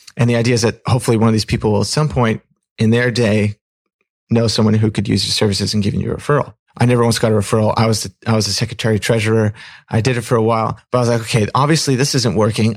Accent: Pacific Northwest, United States; also born or lived in Fremont, California; when I was three, we moved up to the Pacific Northwest.

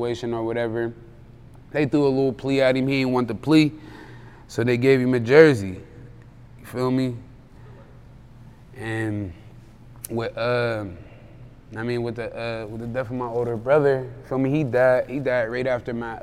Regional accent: Pittsburgh, Pennsylvania, United States; I'm from Hazelwood, bro. The bottom part.

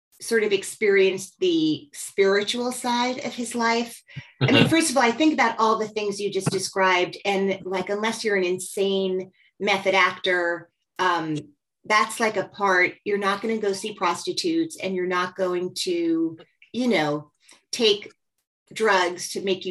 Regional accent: New Jersey, United States; I grew up in New Jersey

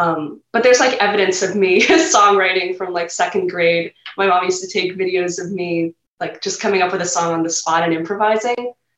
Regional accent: Setauket, New York, United States; So I'm in Setauket. I'm in the Setauket area.

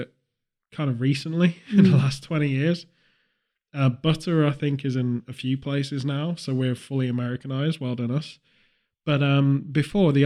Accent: United Kingdom

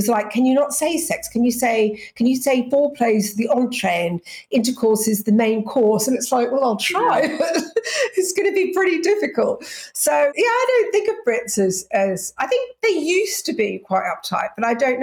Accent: Australia; moved away; also born or lived in England; I'm English, but I grew up in Australia.

